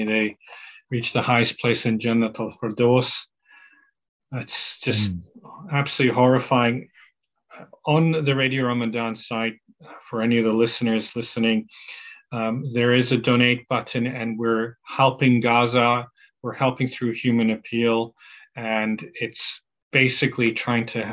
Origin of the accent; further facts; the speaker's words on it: Qatar; I grew up in Qatar